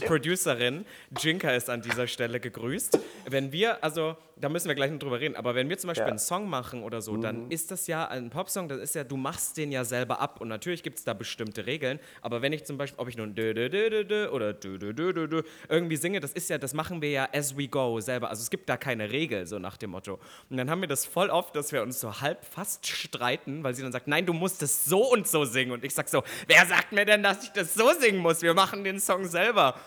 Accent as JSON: {"language": "German", "region": "East Germany", "country": "Germany", "tie": "born or raised there", "moved": "yes", "lives_now": "Berlin, Germany", "said": "als ich aufgewachsen bin im Osten"}